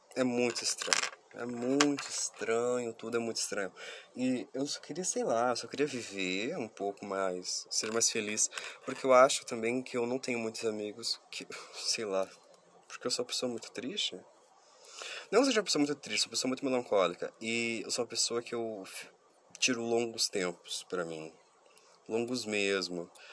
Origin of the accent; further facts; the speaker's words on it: Curitiba, Paraná, Brazil; eu sou de Curitiba